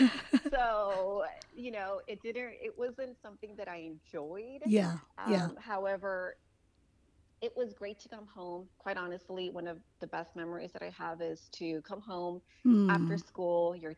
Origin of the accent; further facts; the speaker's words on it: Tijuana, Baja California, Mexico; moved away as an adult; also born or lived in Los Angeles, California; now in Austin, United States; I was born in California mm-hmm. and grew up in Mexico until I was 18.